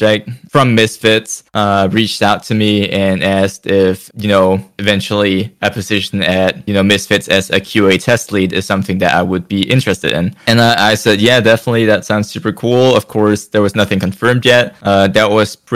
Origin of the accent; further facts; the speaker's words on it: Denmark; I'm from Europe. I'm from Denmark.